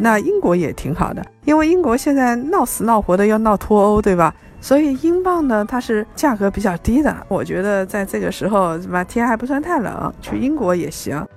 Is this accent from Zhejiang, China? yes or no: yes; Ningbo, Zhejiang, China; also born or lived in Shanghai; 我们宁波那边的人还特别爱吃臭的